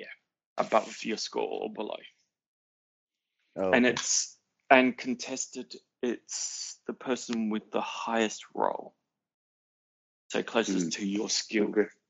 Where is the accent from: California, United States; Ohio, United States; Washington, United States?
California, United States; El Segundo; No. I'm from El Segundo.